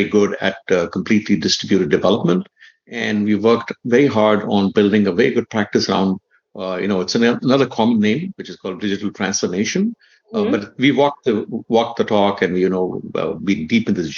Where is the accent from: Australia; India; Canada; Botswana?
India; moved away; also born or lived in Redmond / Illinois; I grew up in India